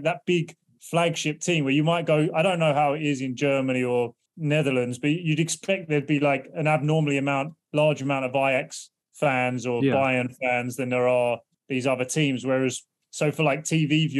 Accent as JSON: {"language": "English", "region": "England", "country": "United Kingdom", "moved": "as an adult", "lives_now": "United States", "said": "I'm obviously English, but I've lived in the States for"}